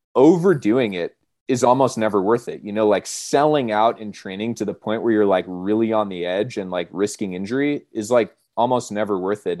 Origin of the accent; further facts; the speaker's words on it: Monterey, California, United States; moved away as an adult; now in Colorado, United States; I grew up in Monterey, California